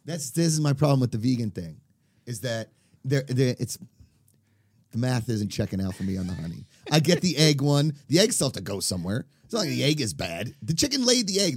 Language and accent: English; Pittsburgh, Pennsylvania, United States; as a kid growing up in the Midwest, if you will, I mean, I think Pittsburgh is, like, that in-between city between Midwest and East Coast